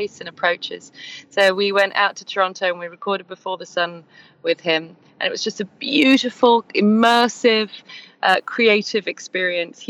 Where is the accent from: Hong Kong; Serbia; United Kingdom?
United Kingdom; England; we're a duo from England